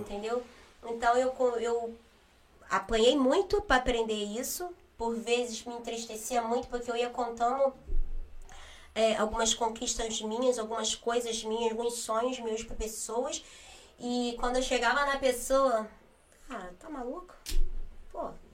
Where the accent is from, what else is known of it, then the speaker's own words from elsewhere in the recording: Rio de Janeiro, Brazil; Fui nascida e criada no Rio, mas precisamente na comunidade de Manguinhos